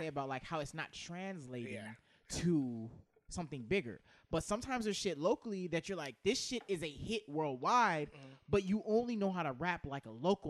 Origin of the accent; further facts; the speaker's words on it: Southeast, United States; growing up in the Southeast, we have local rappers.